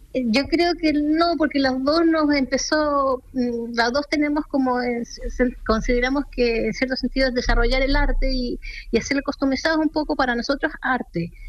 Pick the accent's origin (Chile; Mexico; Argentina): Chile; Santiago, Santiago Metropolitan Region; somos de Santiago. Y nuestro taller está en Vitacura